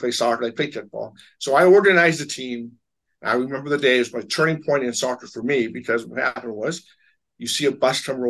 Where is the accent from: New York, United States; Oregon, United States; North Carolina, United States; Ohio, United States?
Oregon, United States; Portland; also born or lived in Astoria, Oregon / Seattle, Washington; I grew up in Portland basically from year five on